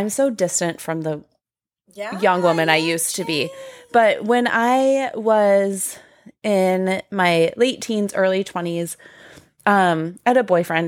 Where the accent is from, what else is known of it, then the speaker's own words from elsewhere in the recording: Tucson, Arizona, United States; moved away as an adult; now in Portland, United States; I grew up in Tucson, Arizona